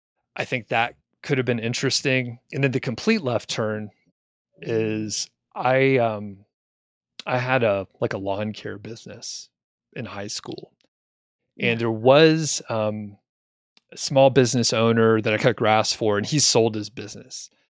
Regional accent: Atlanta, Georgia, United States; And I was from the Atlanta area, which grew a lot of residential, a lot of commercial.

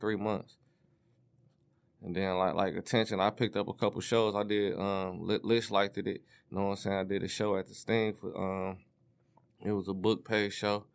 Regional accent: Detroit, Michigan, United States; I'm from the east, I was raised on the east side

